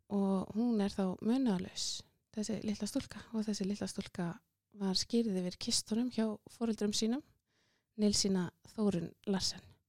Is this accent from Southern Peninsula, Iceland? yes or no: yes; Njarðvík, Southern Peninsula, Iceland; ég fætt á uppalinn í Njárvíkonum og gekk Já. í Njárvíkusskóla og, og, hérna, og var þar alla skólagönguna